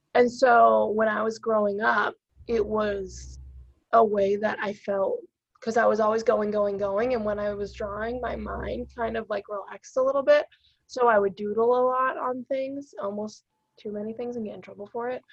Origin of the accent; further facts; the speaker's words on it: North Shore, Massachusetts, United States; also born or lived in Melrose, Massachusetts / Virginia; now in Somerville, United States; I grew up on the North Shore